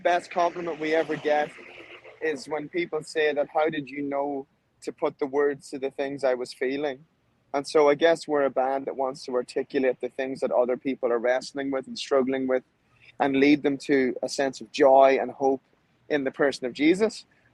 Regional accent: Ireland; now in Nashville, United States; I'm from Ireland.

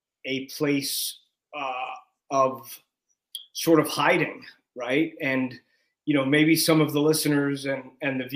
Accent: New York, United States; I grew up in New York.

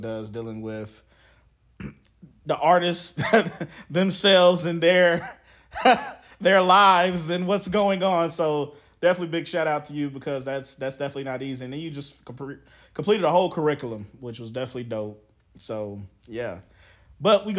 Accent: Charlotte, North Carolina, United States; the street on Betty's Ford and Grizz Grove, where I grew up in Charlotte

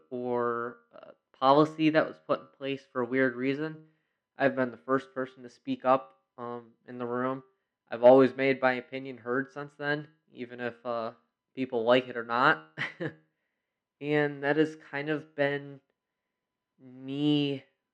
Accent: Rochester, New York, United States; I was born and raised in Rochester, New York

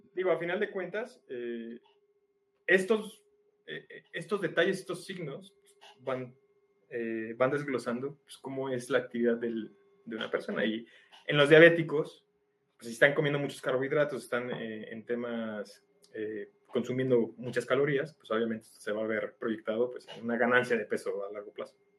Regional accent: Mexico; como mexicanos

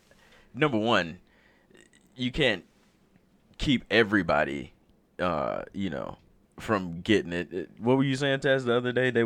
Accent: Alabama, United States; moved away as an adult; now in Utah, United States; And we're both from Alabama.

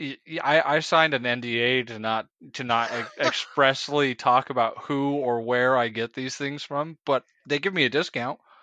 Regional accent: United States; as an American who's traveled a little bit, but only ever been technically outside of the country once

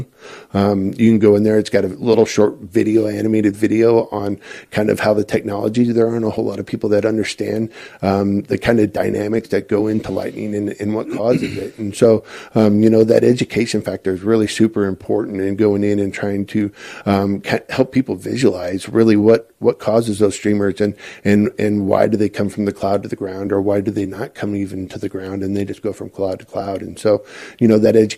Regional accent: Spokane, Washington, United States; moved away as an adult; also born or lived in St. Louis; now in Midland, United States; I grew up in Spokane, Washington.

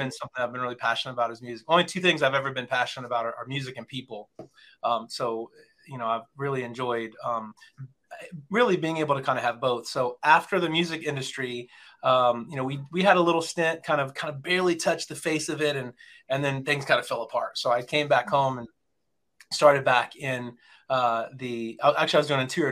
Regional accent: Champaign, Illinois, United States; moved away; I am originally from Champaign, Urbana, Illinois

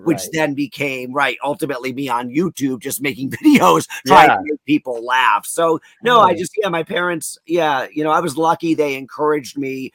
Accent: Wallingford, Connecticut, United States; I'm from Connecticut and that is known as the insurance capital of America

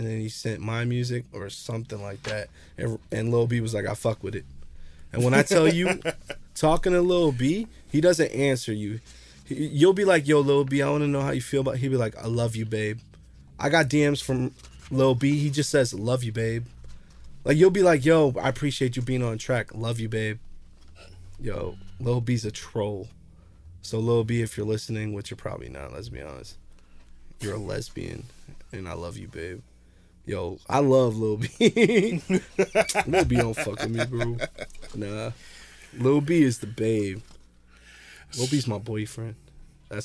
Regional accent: Jersey City, New Jersey, United States; I'm from Jersey City

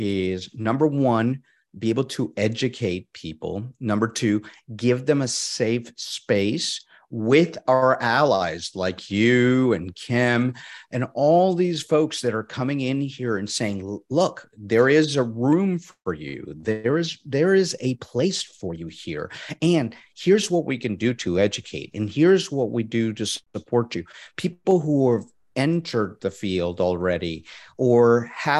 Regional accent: Puerto Rico; moved away; I'm originally from Puerto Rico

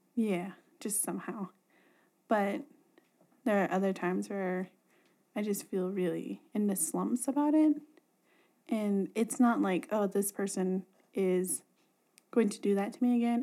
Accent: Inscription House, Arizona, United States; I'm from Inscription House, Arizona, and I'm Navajo.

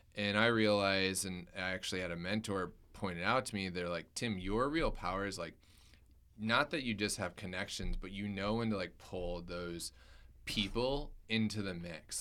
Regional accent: Michigan, United States; I grew up in Michigan

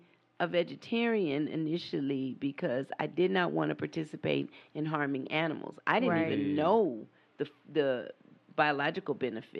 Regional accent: San Diego, California, United States; also born or lived in Houston; There you go. You know, and then I was raised in San Diego, so we had all kind of seafood, you know

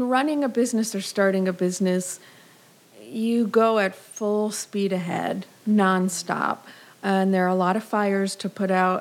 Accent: Massachusetts, United States; moved away as an adult; also born or lived in Israel; now in New York, United States; I always say I'm from Massachusetts, but I have Brooklyn roots

